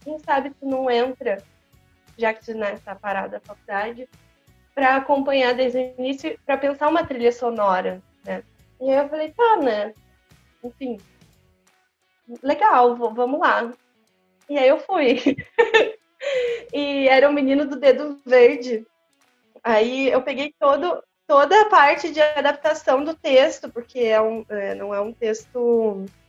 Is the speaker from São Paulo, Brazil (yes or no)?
yes; Campinas, São Paulo, Brazil; also born or lived in Santa Gertrudes, São Paulo; now in Pelotas, Brazil; eu nasci em Campinas, na verdade, e aí meus pais se separaram, minha mãe voltou para a cidade para ficar perto, mais perto da família, né? E fui para Santa Gertrudes